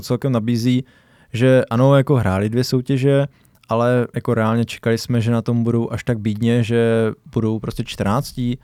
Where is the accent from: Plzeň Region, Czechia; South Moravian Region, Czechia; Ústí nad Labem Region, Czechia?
South Moravian Region, Czechia; Brno; jsme tady z Brna